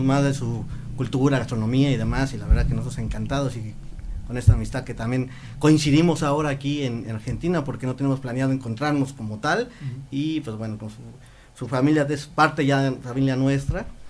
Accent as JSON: {"language": "Spanish", "town": "Mérida", "region": "Yucatán", "country": "Mexico", "moved": "yes", "lives_now": "Mexico City, Mexico", "said": "soy de la parte sur de, México, muchos lo conocen más por el, área de Cancún, por ejemplo, yo soy de Mérida"}